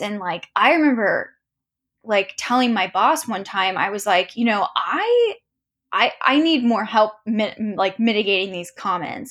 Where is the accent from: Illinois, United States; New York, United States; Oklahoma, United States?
Oklahoma, United States; Tulsa; I grew up in Tulsa